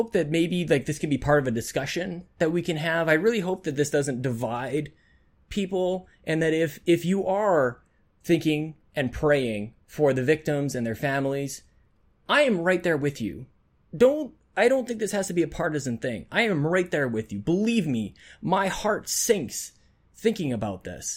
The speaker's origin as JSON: {"language": "English", "country": "Canada", "said": "as a Canadian"}